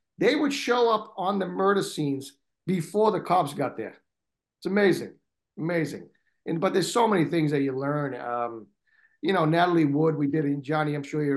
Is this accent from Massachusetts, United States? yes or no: yes; Boston, Massachusetts, United States; I'm from Boston